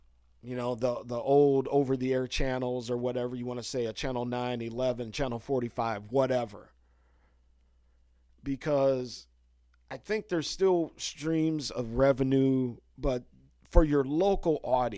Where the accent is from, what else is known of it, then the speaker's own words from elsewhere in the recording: Chicago, Illinois, United States; I'm from Hardos. Chicago originally, so, you know, I'll sit around and watch a few innings of a Cubs game or something like that.